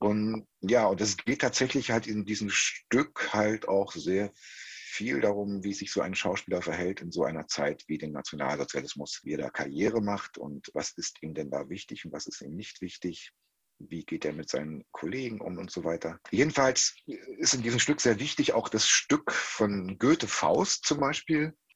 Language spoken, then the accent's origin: German; Halle, Saxony-Anhalt, Germany; moved away as an adult; now in Paderborn, Germany; in der Stadt wo ich groß geworden bin, in Halle an der Saale